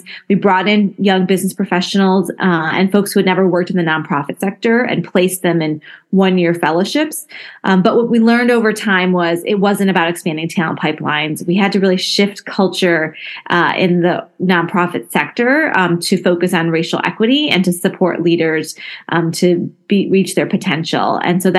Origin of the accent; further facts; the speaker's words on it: Flint, Michigan, United States; I was born and raised in Flint, Michigan